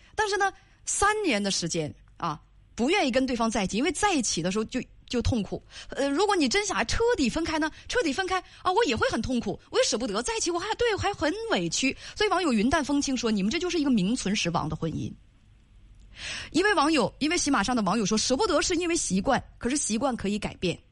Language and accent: Chinese; Northeast China, China; accent: Northeastern; 用咱们东北话来讲